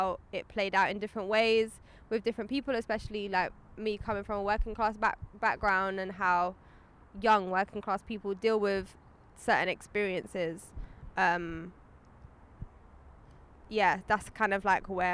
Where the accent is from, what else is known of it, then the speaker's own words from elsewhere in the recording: London, United Kingdom; I grew up in London